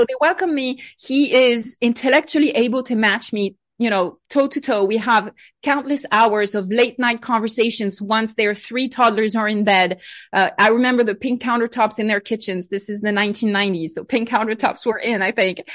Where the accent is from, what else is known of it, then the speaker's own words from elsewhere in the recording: Bordeaux wine country, Nouvelle-Aquitaine, France; moved away; I grew up in France, uh, on my side of the Atlantic Ocean, not too far from the, from the water in the Bordeaux wine country